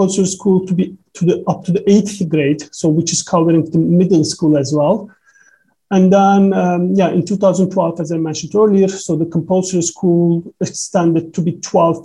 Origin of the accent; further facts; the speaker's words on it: Turkey; English is a second language; moved away; my education journey back in Turkey, because I'm 36 years old, so most of I started schools maybe, yeah, like 30 years ago back in Turkey